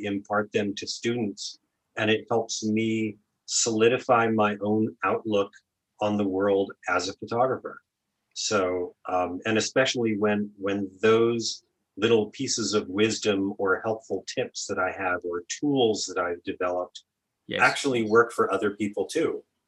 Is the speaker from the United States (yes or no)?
yes; Oregon, United States; So I went to my home state school, which was University of Oregon